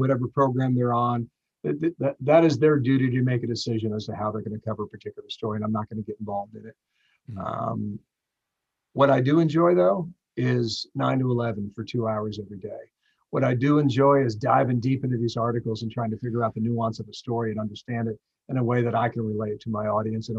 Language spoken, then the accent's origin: English; United States; as an American